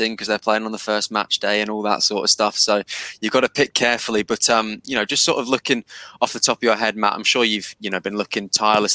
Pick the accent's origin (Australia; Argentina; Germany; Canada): Australia; We're all Australian